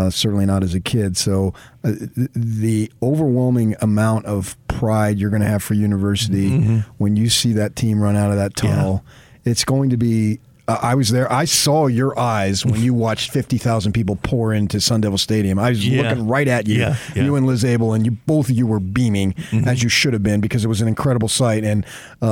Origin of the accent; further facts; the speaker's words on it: Parsippany, New Jersey, United States; moved away; I'm growing up in Morris County, New Jersey